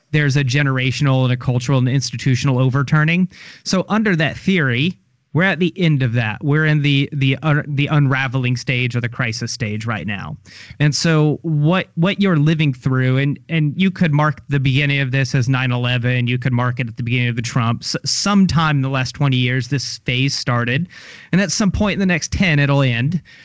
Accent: Louisville, Kentucky, United States; now in Tallahassee, United States; I'm from Kentucky, from Louisville. I saw the end of the manufacturing era

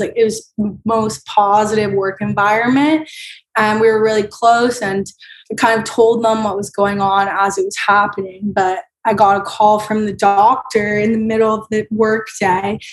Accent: Tampa, Florida, United States; moved away as an adult; now in Washington, D.C., United States; I grew up in Florida

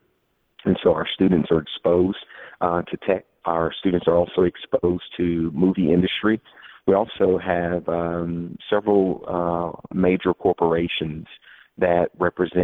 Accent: Texas, United States; moved away as an adult; now in Atlanta, United States; I grew up in Texas and went to college in Texas

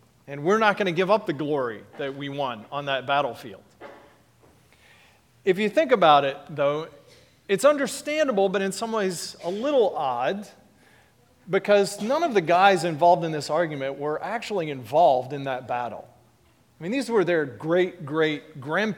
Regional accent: Texas, United States; When I was a boy growing up in Texas, I was a Cowboys fan

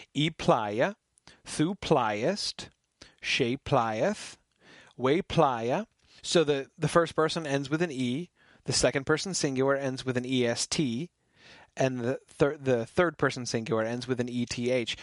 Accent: United States; I'm an American

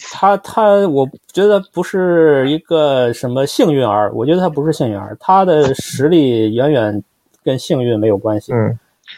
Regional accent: Shijiazhuang, Hebei, China; 我们都是来自二三线城市

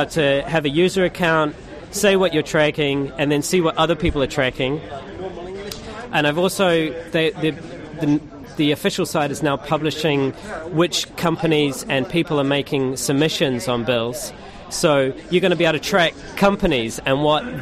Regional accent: New Zealand; moved away as an adult; now in London, United Kingdom; my home country, New Zealand

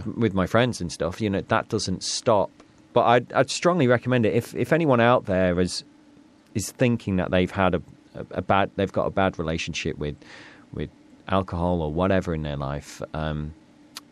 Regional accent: North East Lincolnshire, Yorkshire and the Humber, United Kingdom; I come from Northeast Lincolnshire

